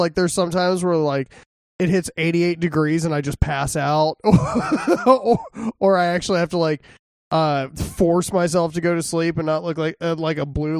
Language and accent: English; Texas, United States; I'm from Texas, of course, that's what I want.